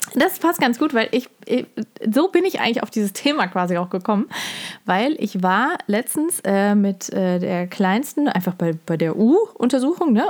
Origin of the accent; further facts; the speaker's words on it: Germany; als Deutscher, Deutsche